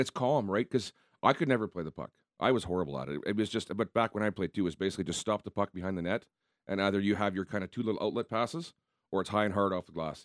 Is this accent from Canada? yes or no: yes; Southern Manitoba, Canada; played in some rinks as a kid growing up in Southern Manitoba